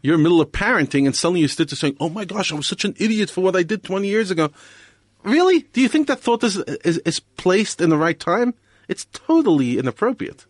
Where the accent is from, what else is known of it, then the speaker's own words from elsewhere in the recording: New York, United States; moved away as an adult; also born or lived in Israel / Europe; now in South Africa; I grew up in New York